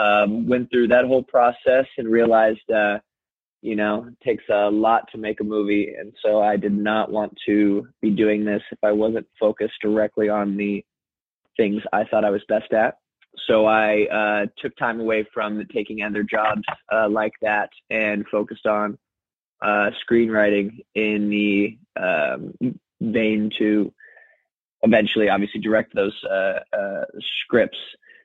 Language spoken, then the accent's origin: English; Phoenix, Arizona, United States; now in California, United States; I came from Phoenix, Arizona to California in 2009.